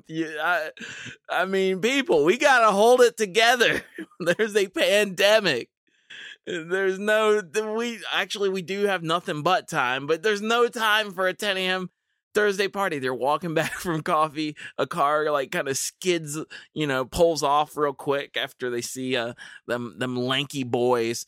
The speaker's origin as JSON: {"language": "English", "country": "United States", "said": "as an American"}